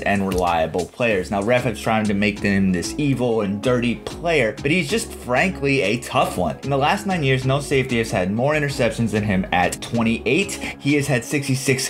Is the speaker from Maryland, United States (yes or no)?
no; Minnesota, United States; I was born in Minnesota. I grew up with Purple Fridays, where we got points in elementary school for wearing purple on Fridays.